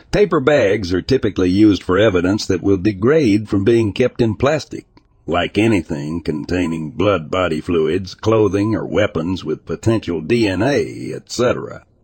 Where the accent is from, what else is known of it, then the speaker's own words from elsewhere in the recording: East Coast, United States; I'm from the East Coast, so I don't know if that's a thing out west in places with large feral dog populations.